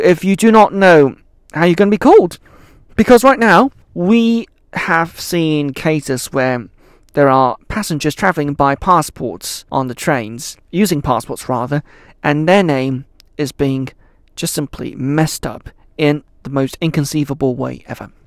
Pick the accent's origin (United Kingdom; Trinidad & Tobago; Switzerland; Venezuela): Switzerland; moved away; I grew up in Switzerland